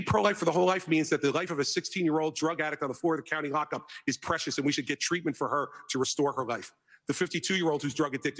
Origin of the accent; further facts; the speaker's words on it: New Jersey, United States; my home state of New Jersey